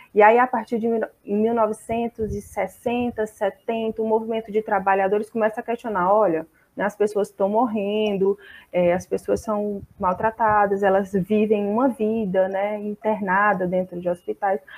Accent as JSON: {"language": "Portuguese", "town": "Fortaleza", "region": "Ceará", "country": "Brazil", "said": "sou de Fortaleza, no Ceará"}